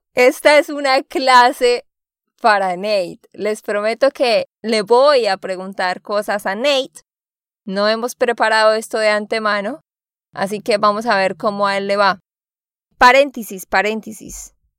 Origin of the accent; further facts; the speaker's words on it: Santander, Colombia; de Santander, Colombia